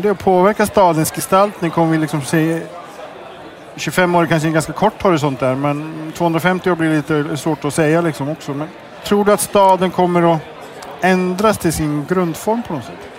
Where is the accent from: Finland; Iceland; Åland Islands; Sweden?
Iceland; moved away; Jag kommer från Island